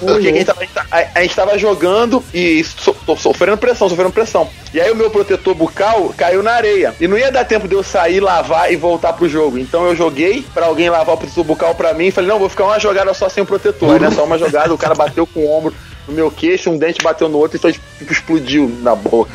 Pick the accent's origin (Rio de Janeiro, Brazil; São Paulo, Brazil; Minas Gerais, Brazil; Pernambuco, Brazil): Rio de Janeiro, Brazil; São Gonçalo; eu sou lá de São Gonçalo, que é a cidade vizinha de Niterói